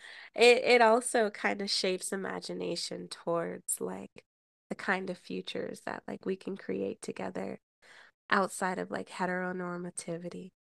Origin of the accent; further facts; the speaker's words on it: United States; the way that I was raised here in the United States